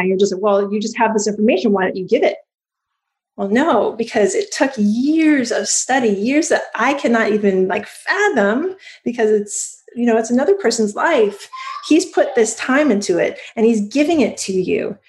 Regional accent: Hawaii, United States; I was born in Hawaii

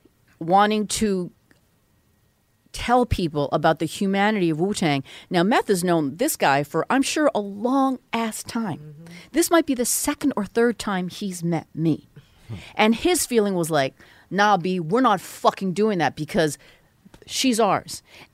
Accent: Vancouver, British Columbia, Canada; born there; if you're asking where I was born in Vancouver. My parents are Korean.

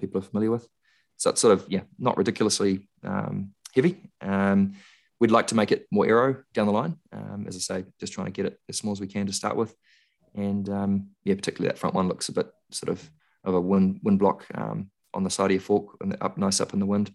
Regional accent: Christchurch, Canterbury, New Zealand; I was born in Christchurch, spent a lot of time there

